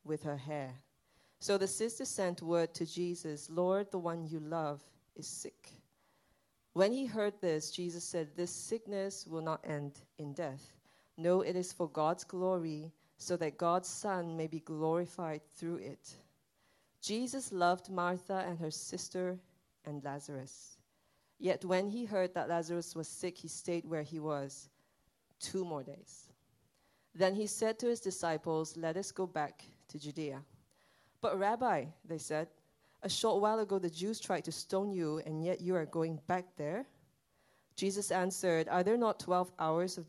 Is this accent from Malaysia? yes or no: yes; Sabah, Malaysia; now in Singapore; my family and I, we went back to my hometown